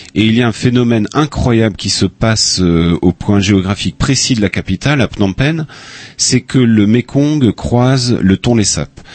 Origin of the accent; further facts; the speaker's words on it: Upper Brittany, France; moved away as an adult; also born or lived in Phnom Penh, Cambodia; Haute-Bretagne, mais euh, c'est un abbé euh, dans mon village qui m'a appris l'accordéon